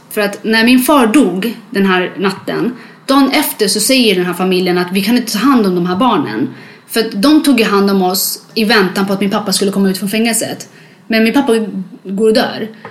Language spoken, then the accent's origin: Swedish; Sweden; born or raised there; also born or lived in Libya / Eritrea